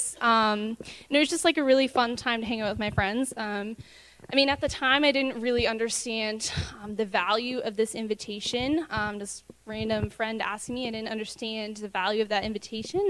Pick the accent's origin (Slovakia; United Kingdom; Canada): Canada; Brockville, Ontario; I hail from Brockville, Ontario. I lived there my whole life.